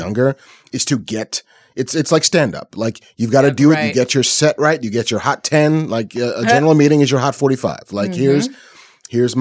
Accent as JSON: {"language": "English", "town": "New York City", "region": "New York", "country": "United States", "tie": "born or raised there", "said": "I was born in the Bronx."}